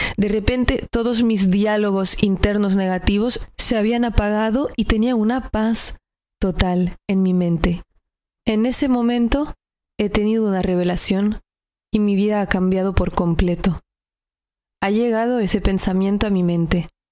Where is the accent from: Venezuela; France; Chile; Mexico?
France; northern France; moved away; Yo soy del norte de Francia, al lado de Alemania, y creo que culturalmente también me ha impactado venir de esa región del mundo